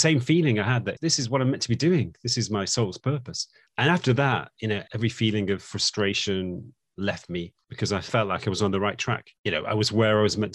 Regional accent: Manchester, North West England, United Kingdom; moved away; I was born in Manchester in the UK, and that's where I lived away for quite a long time. But I came back to Manchester

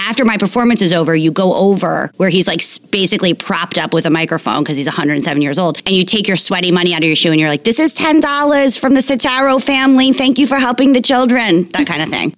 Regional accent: East Coast, United States; moved away; also born or lived in Los Angeles; I'm just from the East Coast

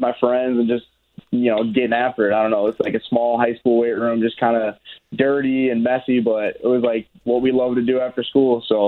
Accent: Chicago, Illinois, United States; I grew up in the Chicagoland area

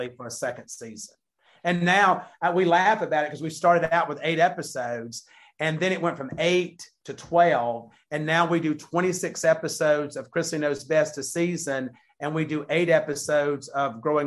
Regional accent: the South, United States; we're from the South

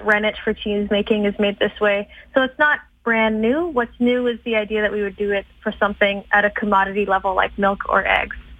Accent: Edmonton, Alberta, Canada; I grew up in Edmonton.

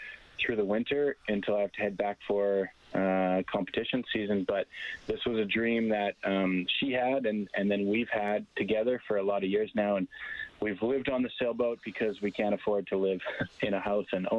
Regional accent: Calgary, Alberta, Canada; moved away as an adult; also born or lived in Saskatoon; I grew up in Calgary. I was born in Saskatoon, but spent most of my life in Calgary

